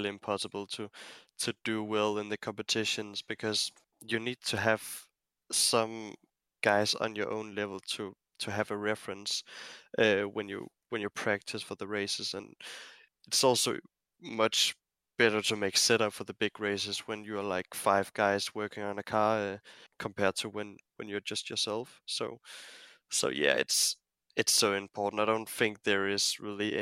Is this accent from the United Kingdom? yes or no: no; Denmark; my home country